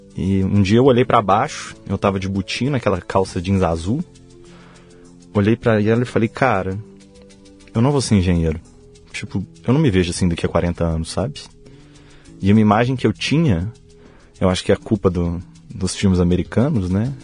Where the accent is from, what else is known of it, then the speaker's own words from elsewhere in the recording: Belo Horizonte, Minas Gerais, Brazil; also born or lived in Mantena, Minas Gerais; a gente sempre morou em Belo Horizonte. E cheguei lá só para nascer. Com três dias de vida, minha mãe e meu pai já voltaram para Belo Horizonte.